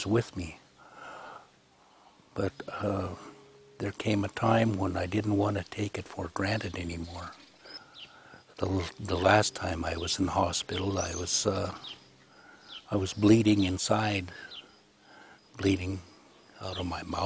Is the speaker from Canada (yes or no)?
yes; Kelowna, British Columbia, Canada; also born or lived in Oroville, Washington; I'm from the West Bank First Nation reservation. And I was born in Kelowna, British Columbia, Canada